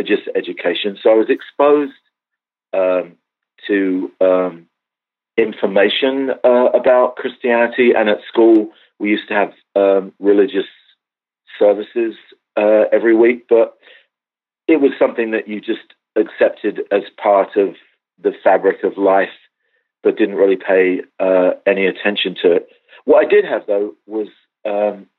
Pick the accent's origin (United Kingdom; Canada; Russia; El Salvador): United Kingdom; England; now in Los Angeles, United States; I'm actually English, and I grew up in a decidedly non-religious environment.